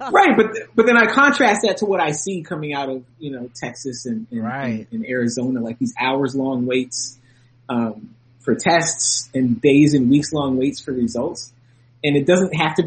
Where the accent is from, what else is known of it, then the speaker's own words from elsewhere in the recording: Canada; also born or lived in United States; I'm Canadian, but I'm American too.